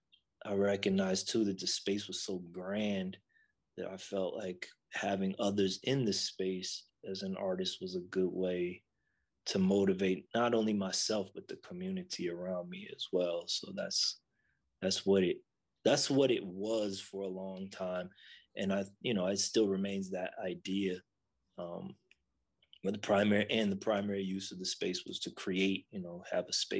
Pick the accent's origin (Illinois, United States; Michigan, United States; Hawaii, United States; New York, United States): New York, United States; Buffalo; I grew up in Buffalo